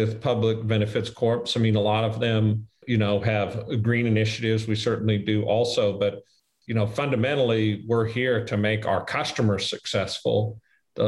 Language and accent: English; Midwest, United States; I'm from the Midwest.